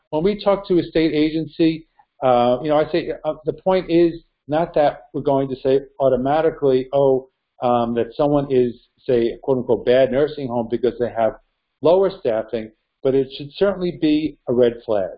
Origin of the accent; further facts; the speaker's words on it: New York, United States; my home state, New York